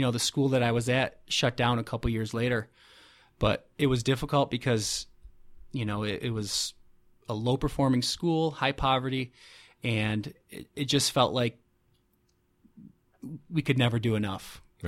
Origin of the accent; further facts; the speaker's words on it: Fulton, New York, United States; now in Rochester, United States; I'm from Fulton, which is just north of Syracuse, and she's from Buffalo.